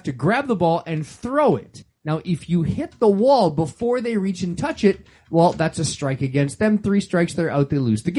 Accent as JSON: {"language": "English", "country": "Canada", "tie": "born or raised there", "said": "growing up in Canada."}